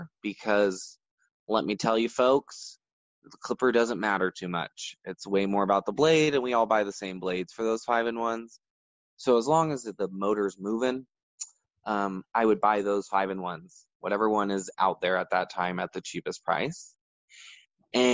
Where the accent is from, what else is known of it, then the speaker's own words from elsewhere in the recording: Bakersfield, California, United States; also born or lived in San Francisco; I was born and raised in Central California